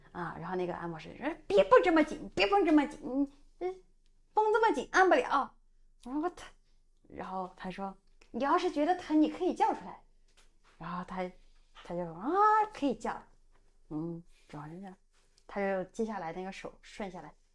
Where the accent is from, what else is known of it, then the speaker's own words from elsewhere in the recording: Sichuan, China; accent: Sichuanese; 我们四川话里边叫 娘娘